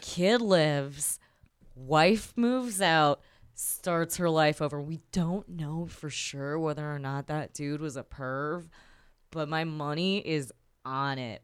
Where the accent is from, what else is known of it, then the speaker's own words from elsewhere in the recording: Chicago, Illinois, United States; I'm North West Side